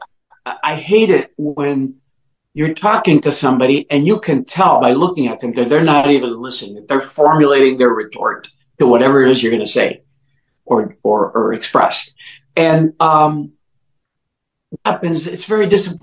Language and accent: English; Oaxaca, Mexico; also born or lived in Mexico City; now in Detroit, United States; I was born in Mexico, in the southwest part of Mexico, in a state called Oaxaca